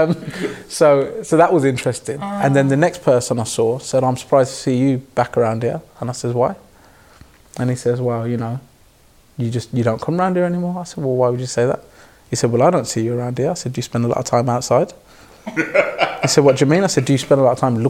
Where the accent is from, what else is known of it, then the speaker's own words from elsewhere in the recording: Birmingham, West Midlands, United Kingdom; I was raised in Neechels by a mother and a father